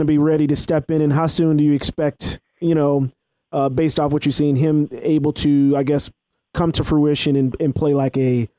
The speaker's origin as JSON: {"language": "English", "region": "Louisiana", "country": "United States", "moved": "yes", "lives_now": "Washington, D.C., United States", "said": "I'm from Louisiana, by the way."}